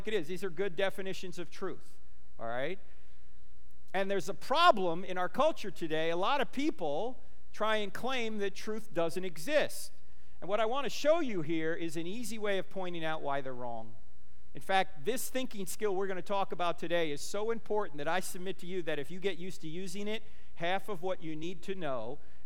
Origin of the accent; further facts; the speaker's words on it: New Jersey, United States; moved away; I'm originally from New Jersey.